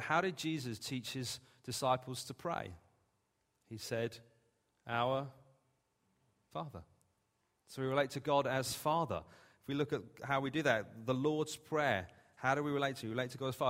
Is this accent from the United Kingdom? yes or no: yes; England, United Kingdom; We're English.